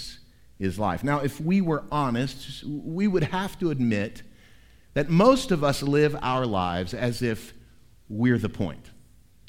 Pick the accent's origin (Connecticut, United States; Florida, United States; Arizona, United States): Florida, United States; Tampa; moved away as an adult; also born or lived in South Georgia; now in Tennessee, United States; I was born at Tampa General Hospital in Tampa, Florida in 1969.